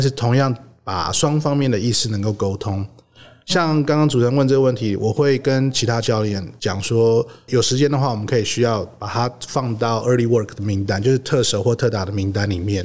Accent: Xindian, New Taipei, Taiwan; moved away as an adult; 那我们家是在新店

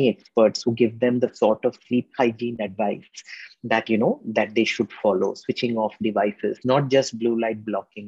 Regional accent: India; a lot of us middle-class Indians are used to gobbling up our food because we were large families

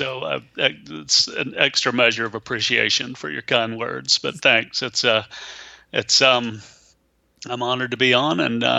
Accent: Atlanta, Georgia, United States; moved away as an adult; also born or lived in Virginia; now in South Carolina, United States; I grew up, and I'm from Atlanta originally, and grew up in Georgia

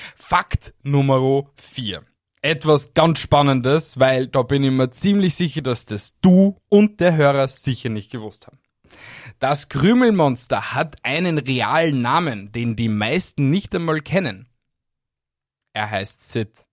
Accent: Austria; bei uns in Österreich

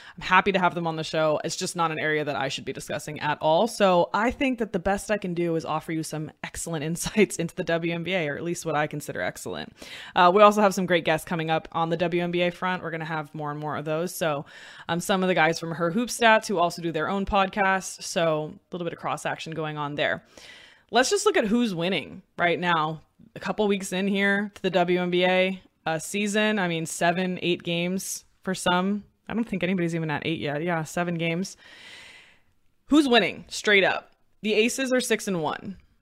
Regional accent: Bay Area, California, United States; I grew up in the Bay Area, and we would go to A's games

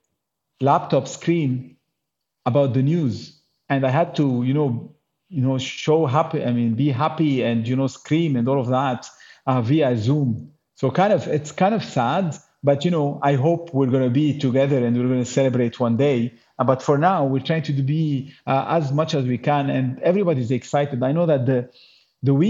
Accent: Lebanon; we're from Lebanon

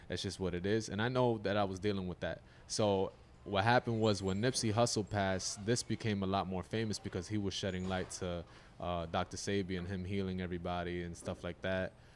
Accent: Yonkers, New York, United States; I'm from Yonkers, New York, about ten minutes north from here.

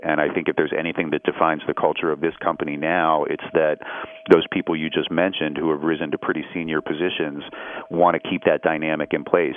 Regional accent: Pittsburgh, Pennsylvania, United States; moved away as an adult; also born or lived in Columbia, Missouri; when I grew up in Pittsburgh, I grew up um, very much in the center city

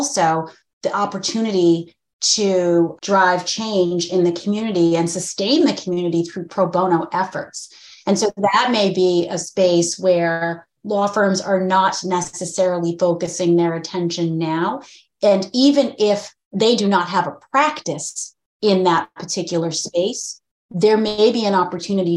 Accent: Massachusetts, United States; I'm actually grew up in Massachusetts

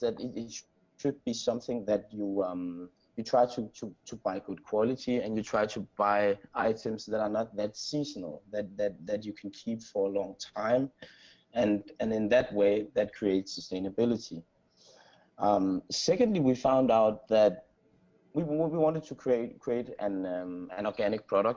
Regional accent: Aarhus, Central Denmark Region, Denmark; moved away as an adult; also born or lived in Copenhagen, Denmark; now in San Francisco, United States; I grew up in Denmark, and in this city called Aarhus.

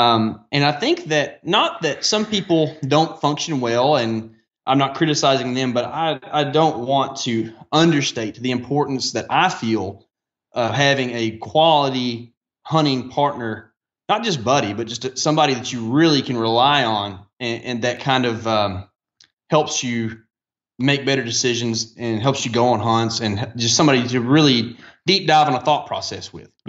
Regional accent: the South, United States; But it's just funny as a Southerner, like it sticks out.

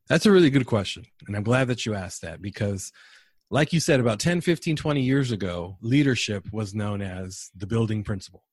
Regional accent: San Diego, California, United States; moved away as an adult; now in San Antonio, United States; born and raised in San Diego

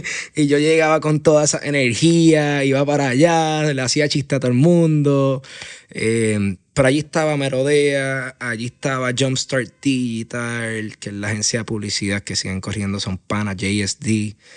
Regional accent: Aguadilla, Puerto Rico; moved away as an adult; now in San Juan, Puerto Rico; Yo me considero un puertorriqueño y, y aguadillano de pura cepa.

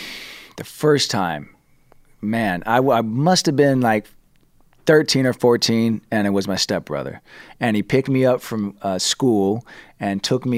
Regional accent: Los Angeles, California, United States; I was, yeah. My great grandfather came here in the 30s, believe it or not, 1933.

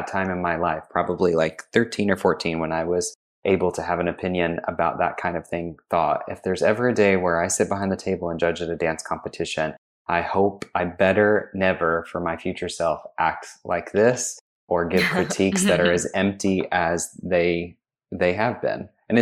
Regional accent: Arkansas, United States; moved away as an adult; also born or lived in Memphis, Tennessee / New York City; I am originally from Arkansas. I grew up dancing at a dance studio in Memphis, Tennessee

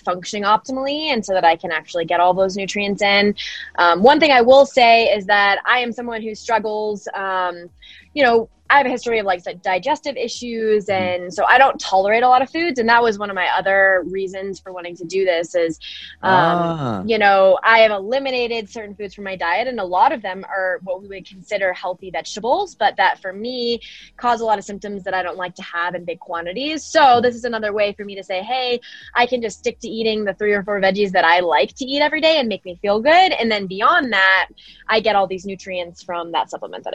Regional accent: Denver, Colorado, United States; born and raised in Denver, Colorado

